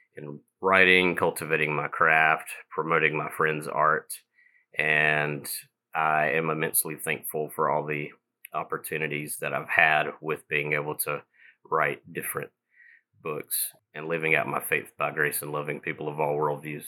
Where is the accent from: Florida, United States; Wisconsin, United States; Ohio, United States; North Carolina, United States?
North Carolina, United States; Eastern; moved away as an adult; now in Black Mountain, United States; I am originally from Eastern North Carolina